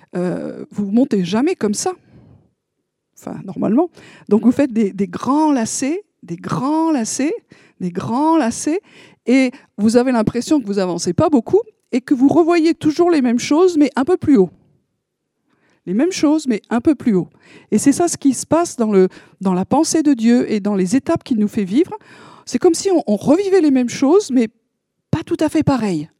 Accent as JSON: {"language": "French", "country": "France", "said": "on est français"}